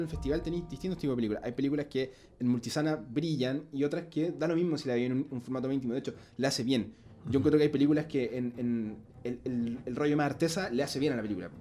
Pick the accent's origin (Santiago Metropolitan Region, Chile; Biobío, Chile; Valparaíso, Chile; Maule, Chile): Biobío, Chile; Concepción; moved away; en mi ciudad de Concepción